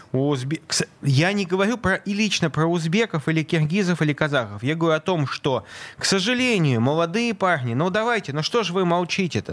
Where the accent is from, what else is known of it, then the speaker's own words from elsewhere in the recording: Saint Petersburg, Russia; я родился в Ленинграде